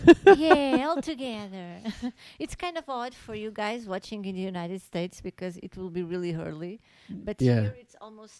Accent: Portugal; we are from Portugal

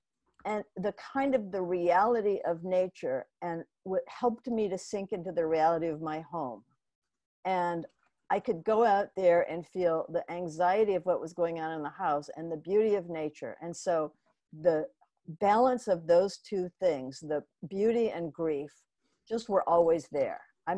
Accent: Omaha, Nebraska, United States; I mean, but actually it began when I was a kid and I grew up in Omaha, Nebraska.

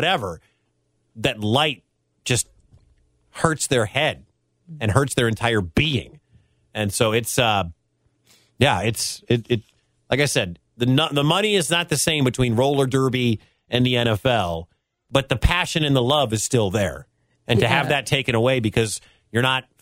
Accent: Michigan, United States; now in Des Moines, United States; I'm originally from Michigan, grew up a Wolverine fan.

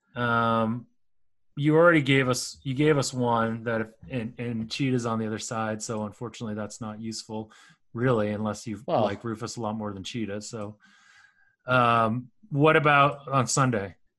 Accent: United States; I'm Asian American

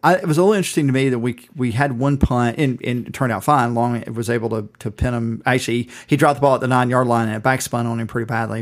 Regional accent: Southeast Georgia, United States; I'm from Southeast Georgia.

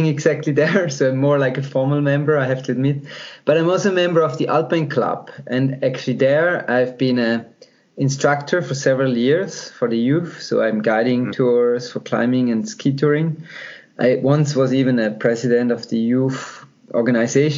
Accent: German-speaking part of Switzerland, German-speaking Switzerland, Switzerland; now in French-speaking Switzerland, Switzerland; I'm from the German-speaking part of Switzerland, but now I live in the French-speaking part.

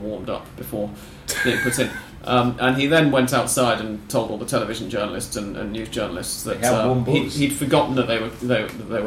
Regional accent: England, United Kingdom; I am English.

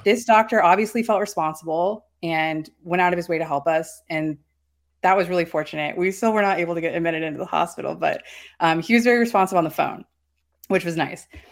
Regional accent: North Carolina, United States; moved away; I'm from North Carolina.

